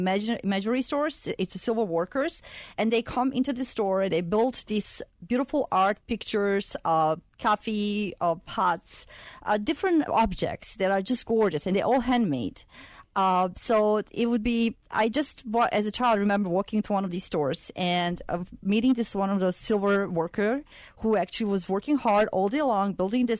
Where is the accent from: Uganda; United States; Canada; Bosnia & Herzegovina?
Bosnia & Herzegovina; Sarajevo; moved away as an adult; I come from Sarajevo, Bosnia. It's a capital of Bosnia.